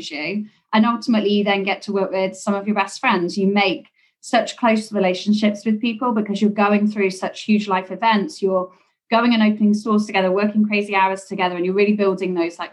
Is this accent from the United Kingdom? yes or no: yes; England, United Kingdom; accent: English; moved away as an adult; now in New York, United States; my English accent obviously gives me away. I wasn't born here. I came across to the US about 10 years ago.